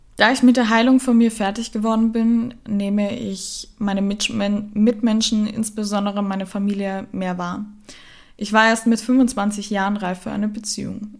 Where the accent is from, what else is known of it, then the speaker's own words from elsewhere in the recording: Germany; moved away as an adult; also born or lived in Austria; in meiner Heimat, wo ich geboren bin